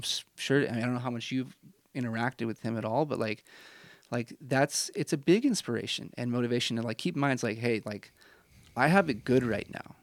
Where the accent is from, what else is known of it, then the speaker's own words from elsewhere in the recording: Midwest, United States; now in Utah, United States; I'm from the Midwest.